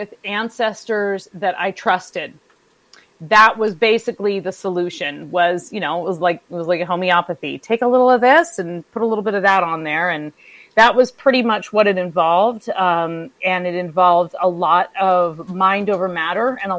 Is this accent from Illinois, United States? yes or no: no; California, United States; now in Midwest, United States; I grew up in California. We didn't have sump pumps until I moved to the Midwest